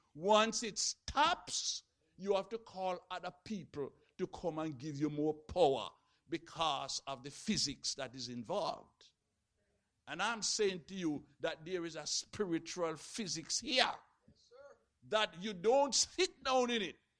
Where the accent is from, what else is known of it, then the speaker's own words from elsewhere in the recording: Jamaica; when I was growing up in Jamaica